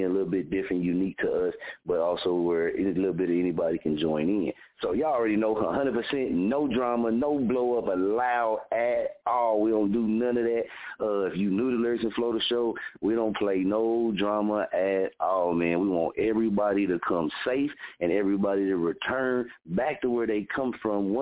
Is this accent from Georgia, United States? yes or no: no; Oklahoma, United States; born or raised there